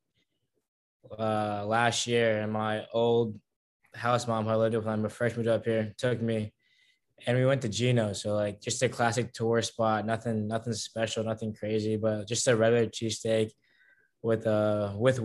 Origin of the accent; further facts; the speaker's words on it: Tampa, Florida, United States; moved away as an adult; now in Philadelphia, United States; back at home, I'm from Tampa, Florida.